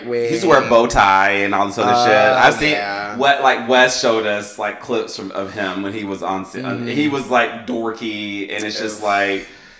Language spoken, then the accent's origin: English; Maryland, United States; I grew up in the South. I grew up in Maryland. Two different upbringings.